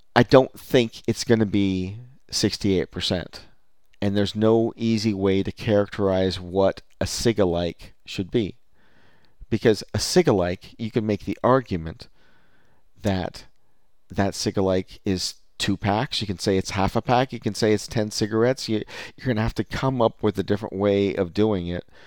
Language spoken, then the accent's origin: English; California, United States; as a Californian